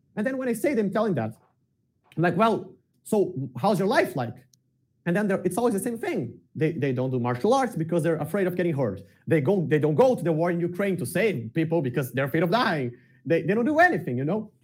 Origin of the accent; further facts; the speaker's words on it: Porto Alegre, Rio Grande do Sul, Brazil; I grew up in the south of Brazil, in the southest state of Brazil, which is Rio Grande do Sul, in the capital, Porto Alegre